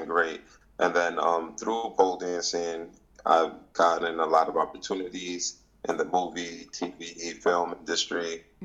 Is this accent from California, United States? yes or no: no; New York City, New York, United States; I'm from East Harlem, New York.